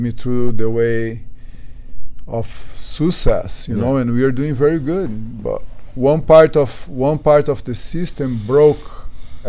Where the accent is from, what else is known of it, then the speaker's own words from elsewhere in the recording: Brazil; English is a second language; moved away as an adult; also born or lived in London, United Kingdom; now in United States; I came from Brazil, from the low